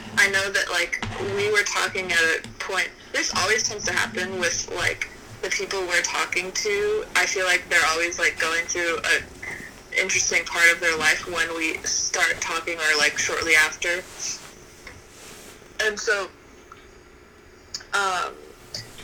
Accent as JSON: {"language": "English", "town": "Boston", "region": "Massachusetts", "country": "United States", "tie": "born or raised there", "moved": "yes", "said": "I grew up in New England, like, in Boston"}